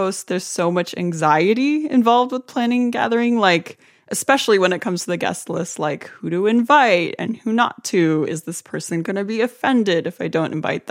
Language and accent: English; Iran; I'm Iranian